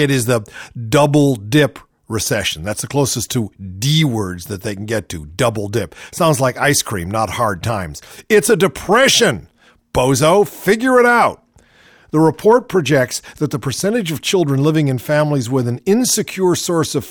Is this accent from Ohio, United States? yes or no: yes; Shaker Heights, Ohio, United States; moved away as an adult; also born or lived in New Haven, Connecticut; now in Los Angeles, United States; I grew up in Shaker Heights, Ohio.